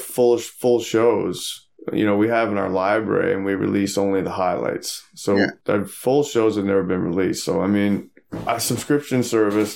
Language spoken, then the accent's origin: English; Newfoundland and Labrador, Canada; moved away; I'm from Newfoundland